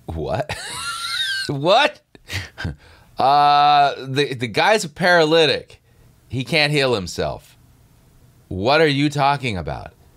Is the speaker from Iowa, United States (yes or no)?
no; Southern California, United States; I grew up in Southern California